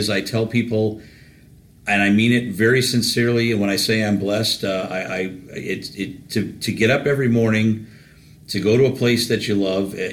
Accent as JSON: {"language": "English", "town": "Detroit", "region": "Michigan", "country": "United States", "tie": "born or raised there", "also_born_or_lived": "Plymouth, Michigan", "said": "I grew up in Detroit, born in Detroit."}